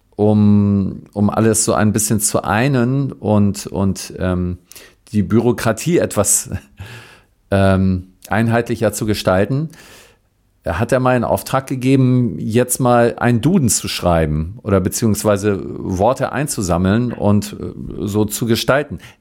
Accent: Northern Germany, Germany; ich bin so aus Norddeutschland

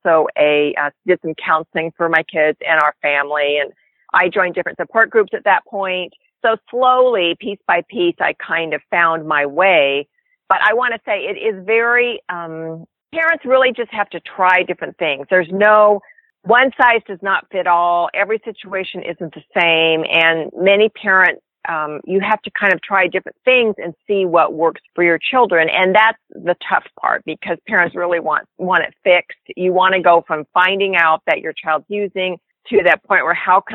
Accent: Northern California, United States; I am from Northern California. Been a California girl most of my life, since actually a very young age

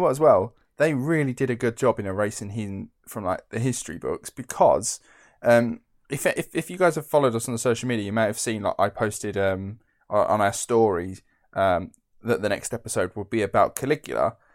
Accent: Essex, East of England, United Kingdom; I'm from Essex

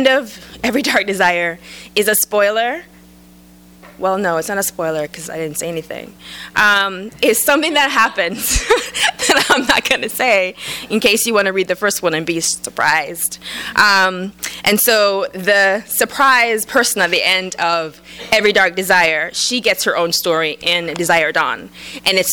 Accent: Jamaica; now in United States; I was transplanted from Jamaica to the States, I could be a lesbian from Jamaica

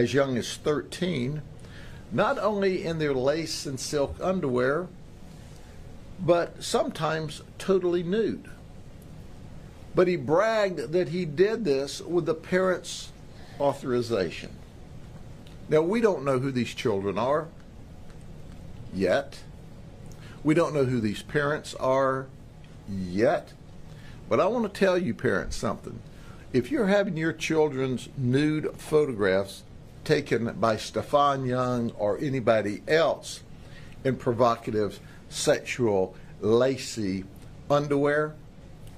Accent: Polk County, Florida, United States; I'm from Polk County

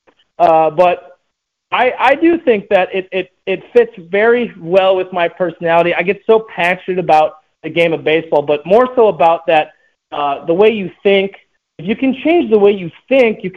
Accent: Chicago, Illinois, United States; playing in my hometown, playing in front of my friends, my mom and dad, my family

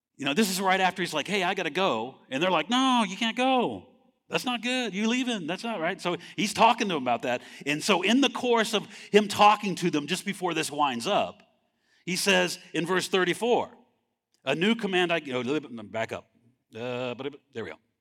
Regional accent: California, United States; moved away as an adult; I grew up in California

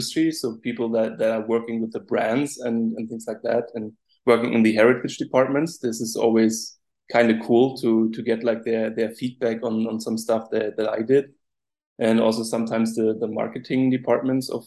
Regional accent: Rostock, Mecklenburg-Vorpommern, Germany; I'm from Rostock, it's called. So it's from the northeast of the country, situated directly at the Baltic Sea

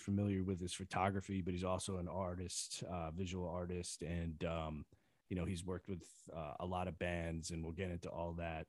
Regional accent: East Coast, United States; I come from the East Coast

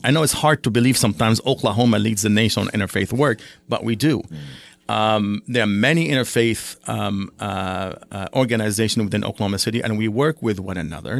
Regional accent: Lebanon; now in United States; my father is, uh, Palestinian, my mother is Syrian, I was born in Lebanon.

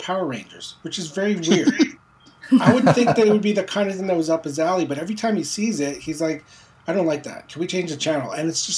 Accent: Montreal, Quebec, Canada; also born or lived in Philippines; although I was born in the Philippines, my family immigrated to Quebec, to Montreal, when I was around four

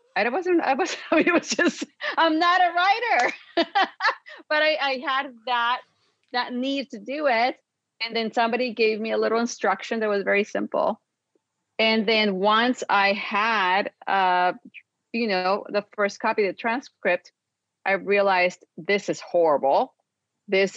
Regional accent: Mexico; now in Los Angeles, United States; I was raised in Mexico

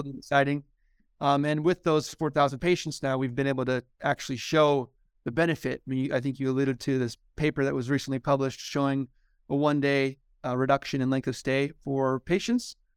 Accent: Omaha, Nebraska, United States; moved away as an adult; also born or lived in Lincoln, Nebraska / Baltimore, Maryland / Stanford, California / San Francisco Bay Area; I'm originally from Nebraska, born and raised in Omaha.

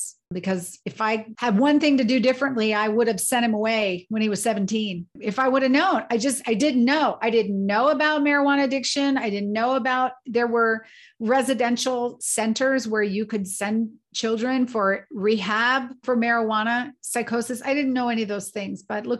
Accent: Colorado Springs, Colorado, United States; I grew up in the military, and my father's a retired colonel. I grew up in Colorado Springs on the Air Force Academy.

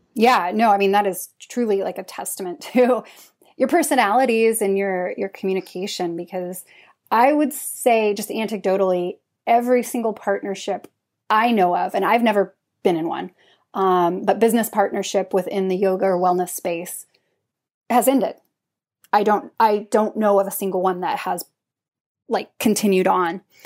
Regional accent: Idaho, United States; also born or lived in Utah / Trondheim, Norway; now in Oslo, Norway; I'm from Idaho, cold and snowy

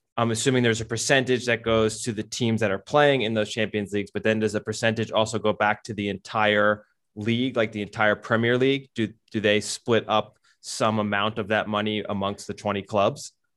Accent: United States; As Americans

